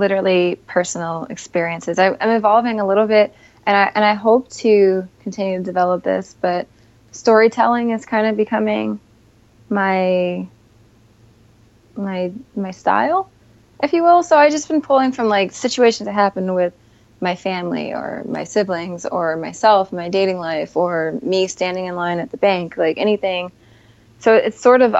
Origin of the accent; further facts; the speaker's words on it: Scranton, Pennsylvania, United States; now in New York City, United States; I grew up in Scranton